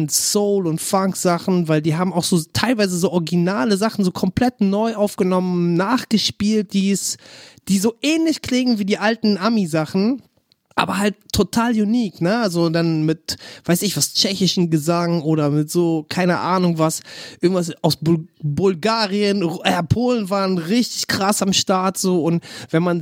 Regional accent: Berlin, Germany; Wenn ich daran zurückdenke, so ist für mich als Berliner auf jeden Fall nicht wegzudenken, weil der ganze Slang ist dadurch geprägt

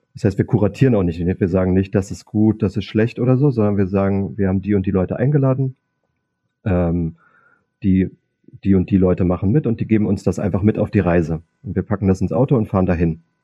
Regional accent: Cottbus, Brandenburg, Germany; moved away as an adult; also born or lived in Berlin; now in Munich, Germany; ich bin ja in Sachsendorf aufgewachsen

